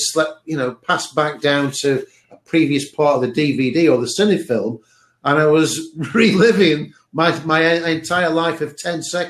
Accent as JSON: {"language": "English", "area": "Cheshire", "region": "North West England", "country": "United Kingdom", "tie": "born or raised there", "said": "I was at the house that I was born at in Cheshire, in England"}